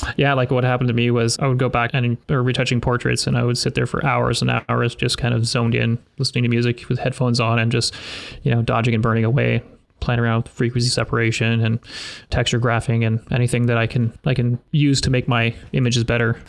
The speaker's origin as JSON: {"language": "English", "country": "Canada", "also_born_or_lived": "Sudbury, Ontario", "said": "I'm a Canadian portrait photographer."}